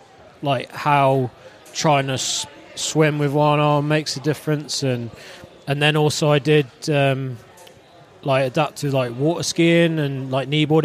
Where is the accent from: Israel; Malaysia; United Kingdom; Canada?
United Kingdom; Cornwall, South West England; I grew up in Cornwall, so I was in the water a lot anyway.